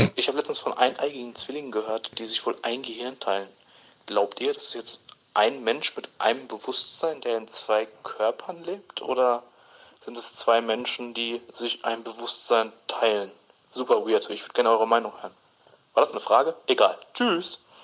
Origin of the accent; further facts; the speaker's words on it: Rhineland, Germany; ich komme aus dem Rheinland, deswegen haben wir Karneval gefeiert